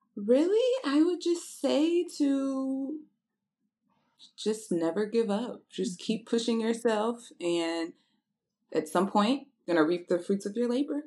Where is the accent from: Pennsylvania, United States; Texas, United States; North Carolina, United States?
Texas, United States; Houston; also born or lived in Nashville, Tennessee; I'm originally from Houston, Texas, uh, by way of Nashville, Tennessee.